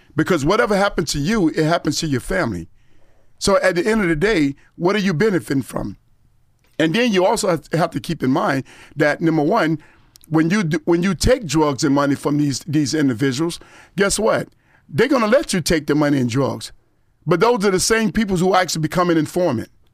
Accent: Gifford, Florida, United States; also born or lived in Vero Beach, Florida / Fort Lauderdale, Florida; I was born in Vero Beach, but I grew up in Guilford, Florida, as well as Fort Lauderdale.

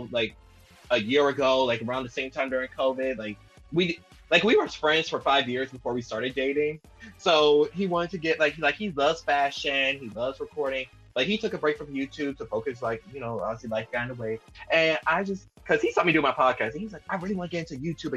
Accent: Louisiana, United States; We're from Louisiana

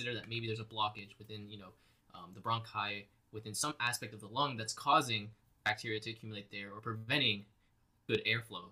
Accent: Boston, Massachusetts, United States; I'm from Boston

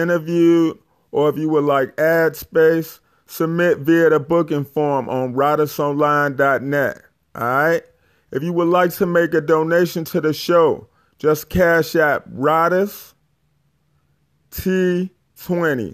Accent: Chicago, Illinois, United States; I'm from Chicago as well

